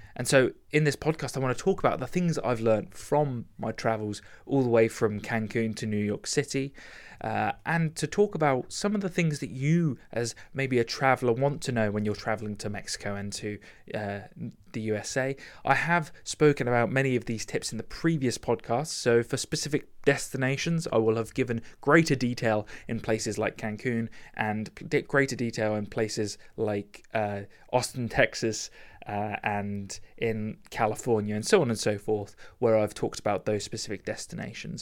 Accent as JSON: {"language": "English", "country": "United Kingdom", "said": "I'm British"}